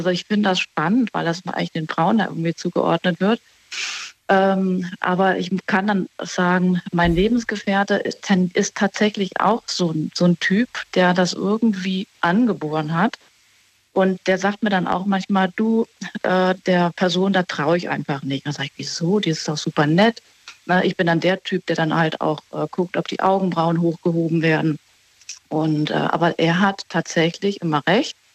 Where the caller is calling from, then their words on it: Baden-Baden, Baden-Württemberg, Germany; Ich bin in Baden-Baden.